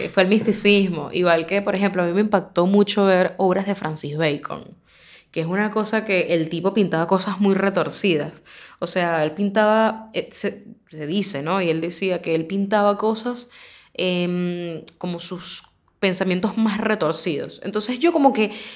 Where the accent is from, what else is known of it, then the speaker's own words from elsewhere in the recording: Caracas, Capital District, Venezuela; moved away as an adult; now in Argentina; este es Caracas. Eh, este es donde, de donde yo soy